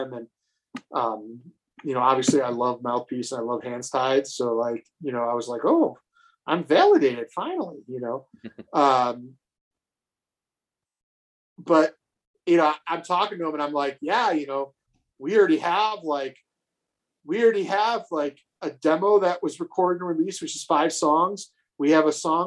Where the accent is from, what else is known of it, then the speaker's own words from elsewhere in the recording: North Tonawanda, New York, United States; who I grew up with in North Tonawanda